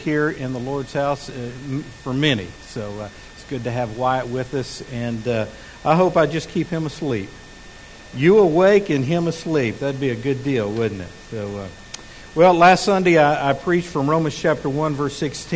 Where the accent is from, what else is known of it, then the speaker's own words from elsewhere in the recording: Midland, Texas, United States; also born or lived in Abilene, Texas; now in Fort Smith, United States; I had lived my whole life in Midland, Texas. I'd been born there and raised there